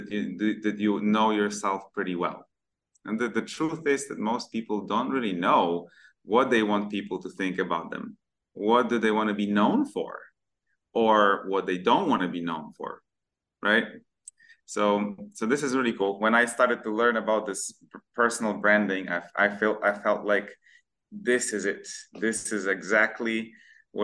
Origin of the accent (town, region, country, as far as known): Poland; moved away as an adult; also born or lived in Malaysia; now in Kuala Lumpur, Malaysia